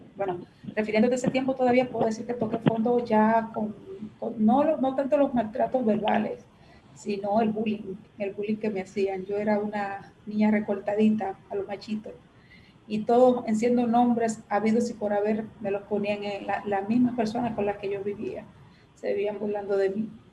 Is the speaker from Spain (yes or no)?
no; Matas de Farfán, San Juan, Dominican Republic; moved away; llegué donde estaba mi abuela, donde estaba mi familia, que eran mis raíces, mi tierra.